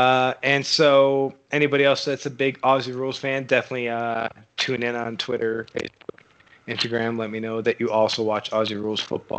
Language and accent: English; Buffalo, New York, United States; I'm the American in this chat here, as I'm from Buffalo